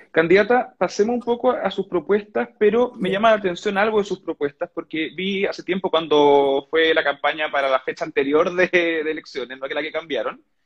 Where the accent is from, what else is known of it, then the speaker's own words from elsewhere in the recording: Coyhaique, Aysén, Chile; soy de Coyhaique